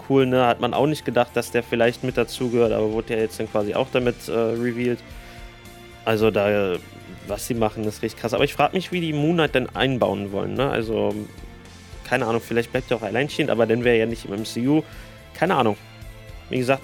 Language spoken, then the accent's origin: German; Germany; hier bei uns in Deutschland